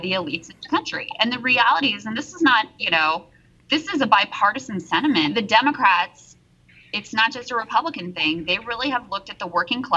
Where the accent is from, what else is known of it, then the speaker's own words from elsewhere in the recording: rural Virginia, United States; also born or lived in East Liverpool, Ohio; I still live in my hometown in rural Virginia where there is really no broadband access. You know, I grew up in Red America